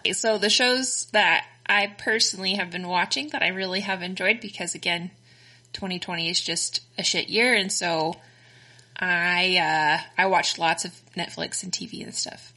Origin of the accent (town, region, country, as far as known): Texas, United States; accent: Texan; also born or lived in Connecticut